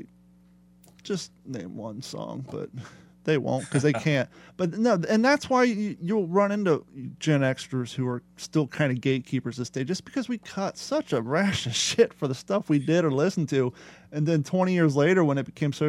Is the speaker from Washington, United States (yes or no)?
no; Ohio, United States; moved away as an adult; also born or lived in California / Florida; growing up in Ohio skateboarding